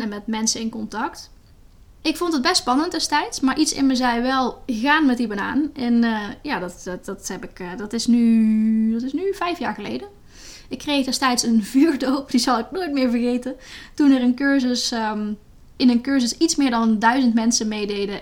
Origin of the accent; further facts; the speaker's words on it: Netherlands; moved away as an adult; also born or lived in Latin America; in Nederland. Dat is mijn, waar ik opgegroeid ben